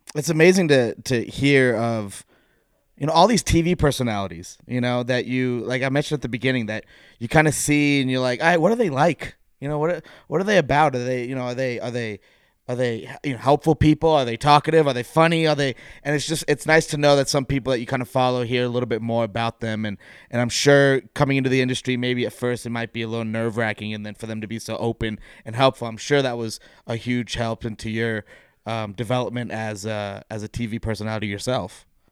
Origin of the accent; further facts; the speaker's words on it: West Coast, United States; I grew up on the West Coast